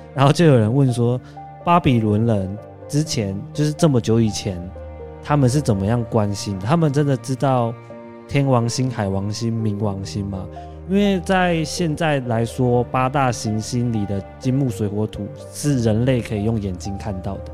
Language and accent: Chinese; Taiwan; 我们台湾人